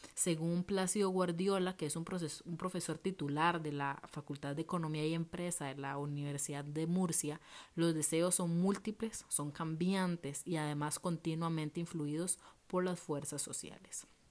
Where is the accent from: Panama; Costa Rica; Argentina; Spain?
Costa Rica; Liberia, Guanacaste; moved away as an adult; now in Heredia, Costa Rica; yo crecí y viví en Liberia em, y me vine a vivir Heredia